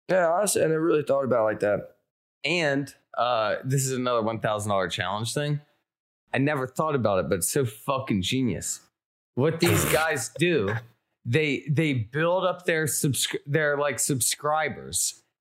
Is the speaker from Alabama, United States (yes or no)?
yes; Alabama, United States; Uh, I'm from Alabama.